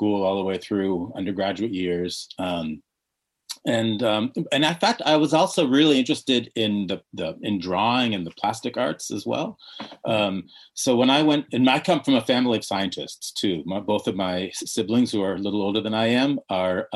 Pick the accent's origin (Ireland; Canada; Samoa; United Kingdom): Canada; also born or lived in Switzerland / Egypt (parents); now in United States; growing up in Canada, being different